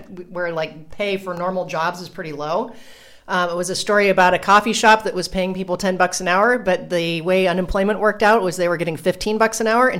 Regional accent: Columbus, Ohio, United States; moved away as an adult; now in Puerto Rico; When I go back to visit Columbus

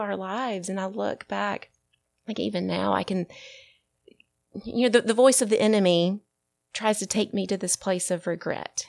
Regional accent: Birmingham, Alabama, United States; my hometown of Birmingham, Alabama.

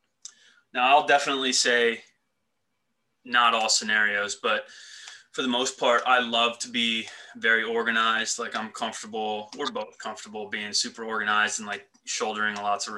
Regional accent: Elizabethtown, Pennsylvania, United States; I was like Lancaster County. I went to Elizabethtown High School

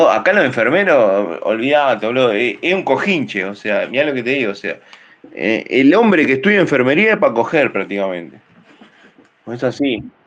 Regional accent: Uruguay; nosotros somos uruguayos

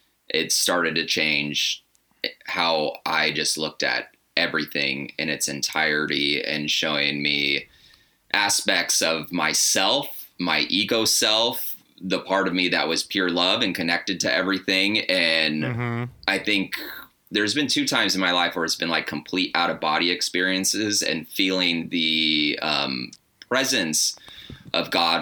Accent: Arizona, United States; also born or lived in Anaheim; now in Portland, United States; I grew up, so first couple years on the road, and then Anaheim, and then Arizona, and then Portland for the past six.

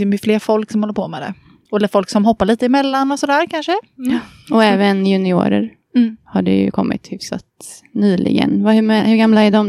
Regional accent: Kungälv, Västra Götaland, Sweden; jag är från eh, Kungälv utanför Göteborg

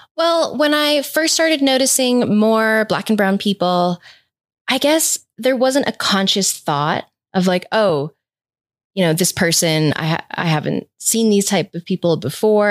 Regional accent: Rhode Island, United States; moved away as an adult; now in Boulder, Colorado, United States; I'm originally from the East Coast, from Rhode Island, but I moved to Colorado in two thousand ten to pursue climbing

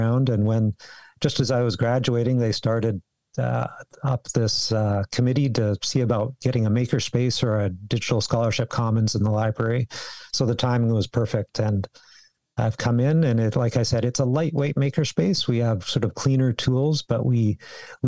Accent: Victoria, British Columbia, Canada; moved away as an adult; also born or lived in Calgary; I grew up. Here in Victoria. I was born in Victoria

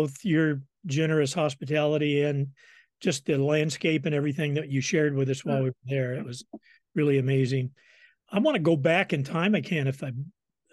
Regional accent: southern Illinois, United States; southern Illinois, where I come from

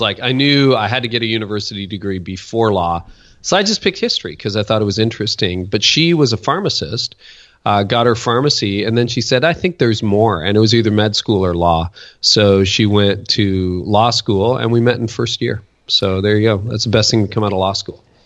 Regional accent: Windsor, Ontario, Canada; also born or lived in Toronto; Canadian. So I was born in Windsor and then lived in this area for a good chunk of my life, a decade in Toronto

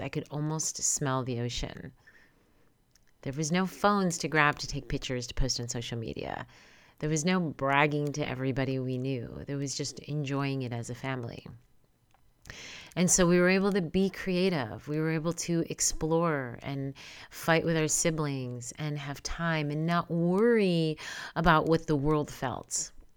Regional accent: New York, United States; now in California, United States; Born and raised in New York, I do live and reside in California

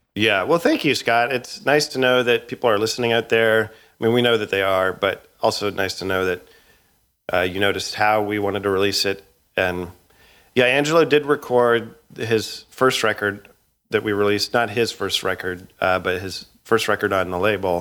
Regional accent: Edmonton, Alberta, Canada; now in United States; I grew up in Edmonton, Alberta, in a neighborhood called, uh, Woodvale in, uh, Millwoods.

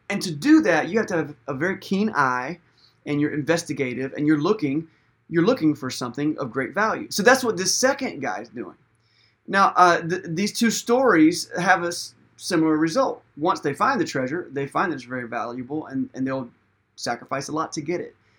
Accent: United States; we're modern American people

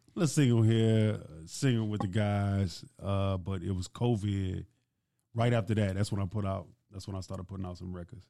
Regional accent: Baton Rouge, Louisiana, United States; growing up in Baton Rouge, first off, like, I'm Nigerian. So my parents come from Nigeria

